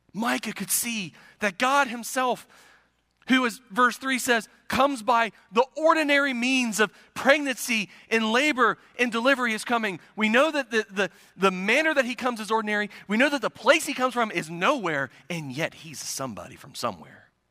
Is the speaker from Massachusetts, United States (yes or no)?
no; Circleville, Ohio, United States; now in Pasquotank County, North Carolina, United States; My hometown of Circleville, Ohio is situated in the beautiful, scenic countryside of South Central Ohio.